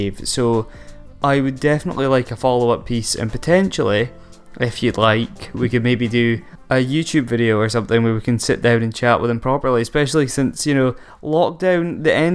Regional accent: Aberdeen, Scotland, United Kingdom; my hometown

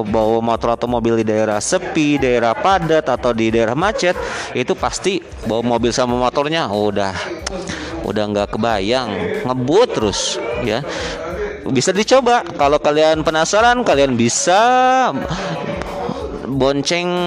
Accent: Karawang, West Java, Indonesia; Nah, gue asli Karawang, ya, gue anak Karawang asli, anak Pantura

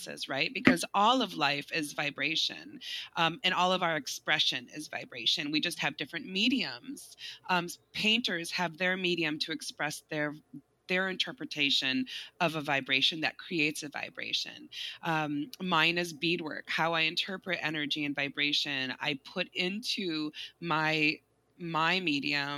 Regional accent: West Michigan, United States; I grew up in West Michigan.

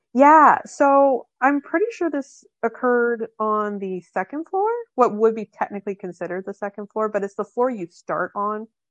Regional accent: Canada; I'm from Canada. I'm, I'm Canadian

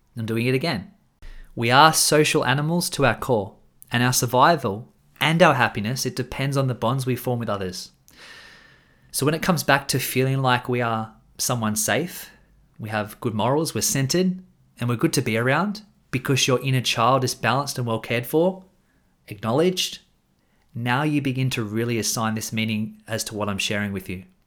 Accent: Australia; I'm an Australian man

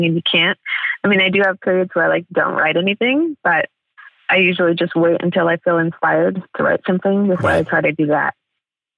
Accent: San Diego, California, United States; moved away as an adult; also born or lived in Amsterdam area, Netherlands; now in Amsterdam, Netherlands; I'm from San Diego

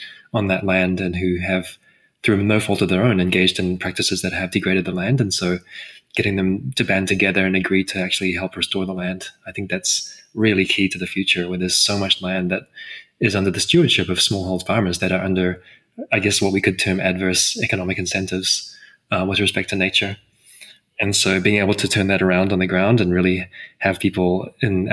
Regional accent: New Zealand; As a New Zealander

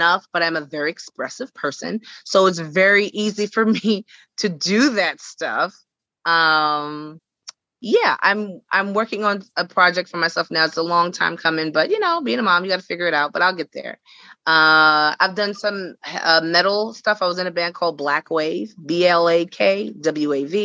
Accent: New York City, New York, United States; I'm from Brooklyn, New York, Bed-Stuy, do or die Bed-Stuy

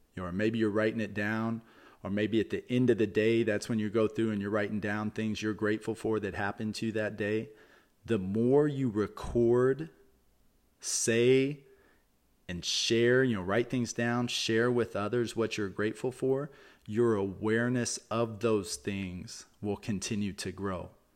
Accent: Texas, United States; I'm from Texas. I grew up in Texas

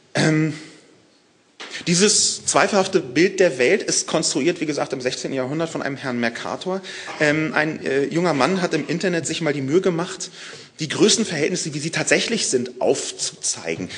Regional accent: Berlin, Germany; aus Berlin, meiner Heimatstadt

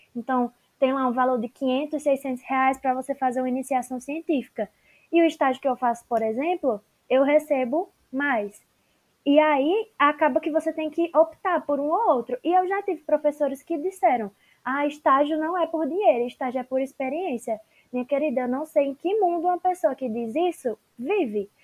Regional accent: Petrolina, Pernambuco, Brazil; sou aqui de Petrolina, em Pernambuco

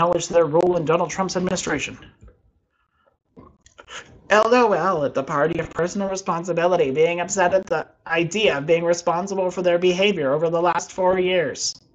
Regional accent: Canada; I'm a Canadian

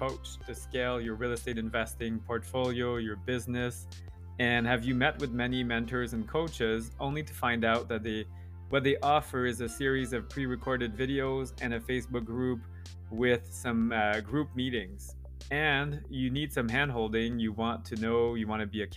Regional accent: Canada; I'm French Canadian

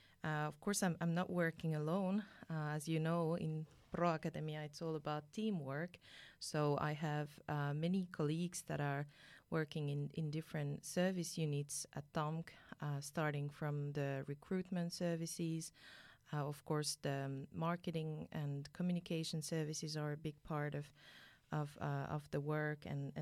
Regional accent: France; English is a second language; moved away as an adult; now in Finland; So as you might have guessed from my name, I'm originally from France. I have come to Finland 7 years ago

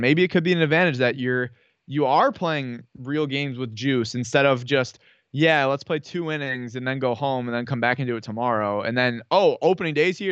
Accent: Syracuse, New York, United States; I'm from Syracuse

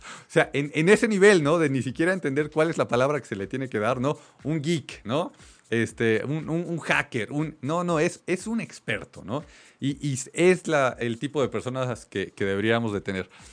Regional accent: Mexico

